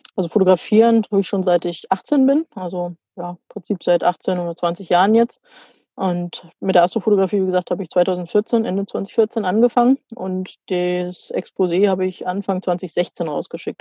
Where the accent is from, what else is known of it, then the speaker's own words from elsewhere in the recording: Germany; Jetzt ganz langweilig in Deutschland, zu Hause quasi